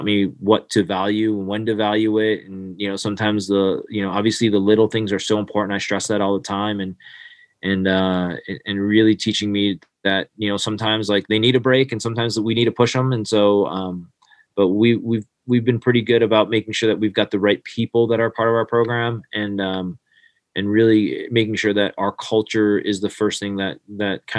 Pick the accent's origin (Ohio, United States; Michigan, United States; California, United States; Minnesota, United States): Michigan, United States; now in Blacksburg, United States; I grew up in Michigan